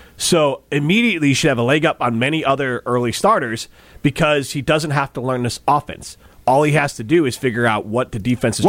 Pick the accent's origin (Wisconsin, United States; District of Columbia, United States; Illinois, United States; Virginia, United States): Wisconsin, United States; I'm from Wisconsin.